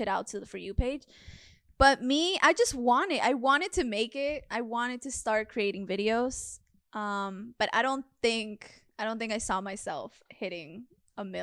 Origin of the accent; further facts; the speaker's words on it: Florida, United States; moved away as an adult; also born or lived in Peru; now in Los Angeles, United States; I'm from Florida